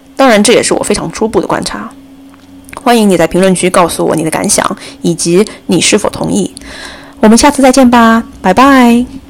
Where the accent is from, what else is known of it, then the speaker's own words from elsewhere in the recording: China; 作为中国人，我们生活在二十一世纪